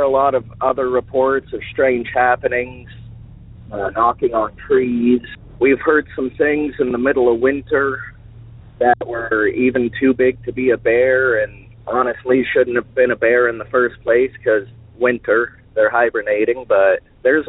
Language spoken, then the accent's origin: English; Alaska, United States; I'm from Alaska.